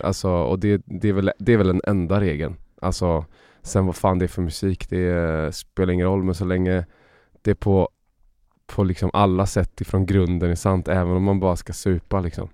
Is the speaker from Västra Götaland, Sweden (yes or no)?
yes; Uddevalla, Västra Götaland, Sweden; jag växte upp i Bohuslän